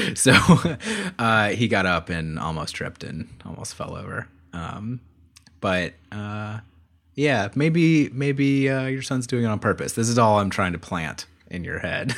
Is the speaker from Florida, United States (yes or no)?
yes; Florida, United States; I grew up in Florida and my dad was from Florida.